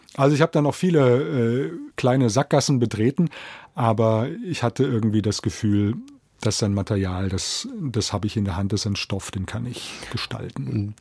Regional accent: Biedenkopf, Hesse, Germany; moved away as an adult; also born or lived in Berlin / Taipei; meiner Heimatstadt Biedenkopf ist, in der ich nun 20 Jahre meines Lebens äh, verbracht habe

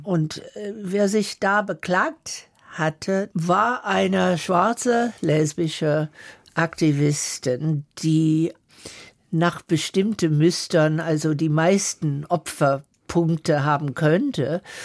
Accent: the South of the USA, Southern United States, United States; German is a second language; moved away; ich bin Mitte in der Bürgerrechtsbewegung im Süden der USA groß geworden

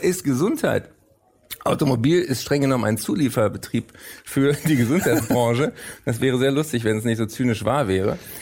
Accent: Berlin, Germany; also born or lived in Frankfurt / London; ich bin in Frankfurt nur geboren. Ich bin da rechtzeitig vor dem Spracherwerb weg, sage ich immer gerne. ich ähm, dann in Berlin auch aufgewachsen bin und bis heute lebe.

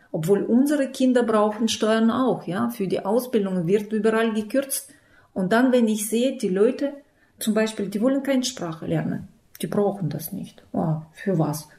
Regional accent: Issyk, Almaty Region, Kazakhstan; German is a second language; moved away as an adult; now in Germany; Ich komme aus Kasachstan, äh, aus kleinen Stadt Isik

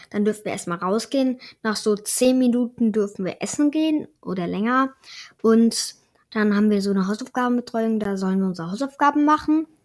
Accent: Munich, Bavaria, Germany; now in France; Guten Tag … ich bin zehn Jahre, ich komme aus München.

